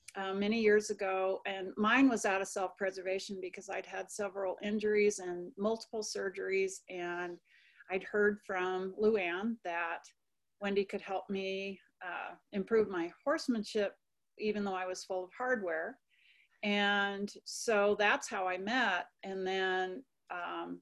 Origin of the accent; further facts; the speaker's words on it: Wyoming, United States; moved away as an adult; now in Colorado, United States; I grew up in Wyoming on a big ranch up there, a cow-calf operation that my folks owned.